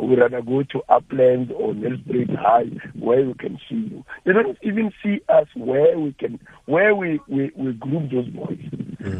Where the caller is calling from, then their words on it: Bushbuckridge, Mpumalanga, South Africa; Yes, it's … from Bushbuck Ridge.